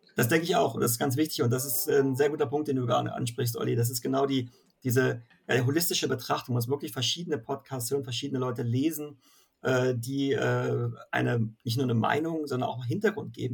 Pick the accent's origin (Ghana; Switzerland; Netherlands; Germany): Germany; Northern Germany; als äh, Norddeutscher